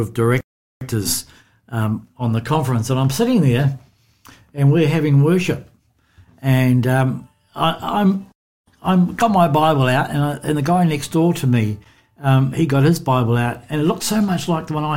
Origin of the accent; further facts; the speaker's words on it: New Zealand; accent: Kiwi; moved away as an adult; now in Australia; you can tell by my accent that I'm a Kiwi